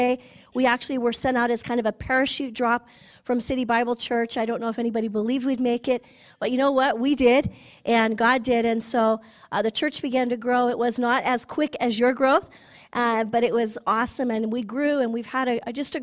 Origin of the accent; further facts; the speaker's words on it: California, United States; moved away; I was from California